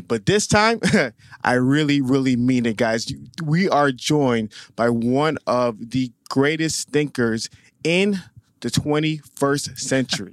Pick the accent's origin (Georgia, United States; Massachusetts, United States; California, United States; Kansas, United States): Georgia, United States; Atlanta; also born or lived in Staten Island, New York; I was raised in Atlanta, Georgia